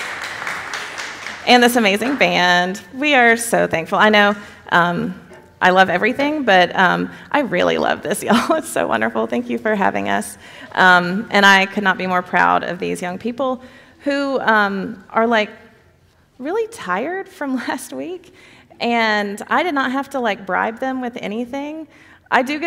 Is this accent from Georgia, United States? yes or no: yes; Brunswick, Georgia, United States; moved away; my hometown in Brunswick, Georgia